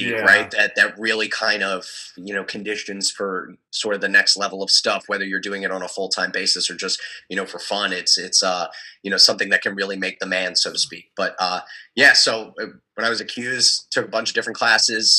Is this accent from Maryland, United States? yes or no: yes; Frederick, Maryland, United States; moved away as an adult; also born or lived in Pittsburgh, Pennsylvania / Syracuse, New York; now in Salisbury, United States; I am from Frederick, Maryland. So I'm still within the state of MD, but a couple hours westbound. Grew up in the Imesville area